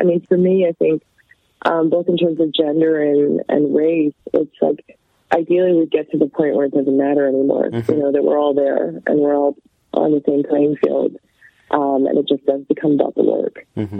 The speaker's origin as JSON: {"language": "English", "country": "Canada", "tie": "born or raised there"}